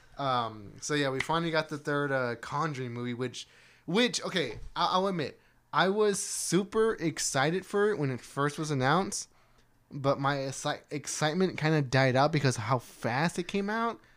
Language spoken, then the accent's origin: English; Texas, United States; we're from Texas